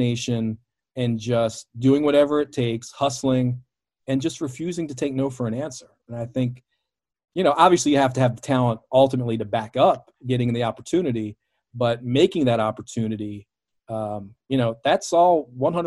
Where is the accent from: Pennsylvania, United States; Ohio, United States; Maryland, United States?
Maryland, United States; Baltimore; my hometown of Baltimore